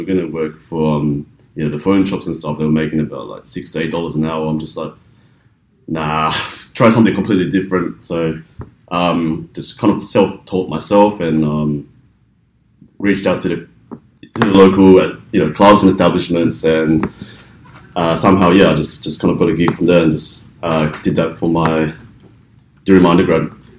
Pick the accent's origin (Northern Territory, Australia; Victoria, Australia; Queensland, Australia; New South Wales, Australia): Victoria, Australia; Melbourne; now in Sydney, Australia; I'm originally from Melbourne, so I do tend to go back to Melbourne quite frequently.